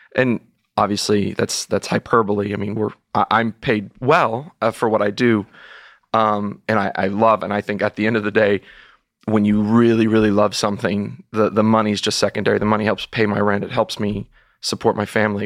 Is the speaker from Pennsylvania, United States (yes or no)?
no; Texas, United States; moved away; being a Texan and having been a, and being an alumnus of the University of Texas